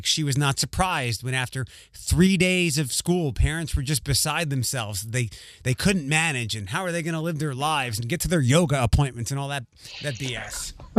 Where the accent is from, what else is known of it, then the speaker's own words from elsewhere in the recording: Philadelphia, Pennsylvania, United States; now in Toledo, United States; where are you from? And I'm like, Philadelphia. And they're like, well, how'd you get to Toledo? Well, how long you been in Toledo?